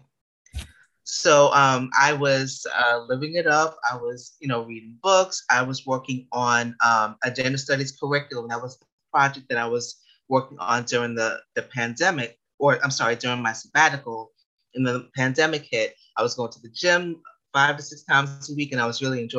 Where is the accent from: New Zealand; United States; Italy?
United States; New York City, New York; I was born and raised in the Bronx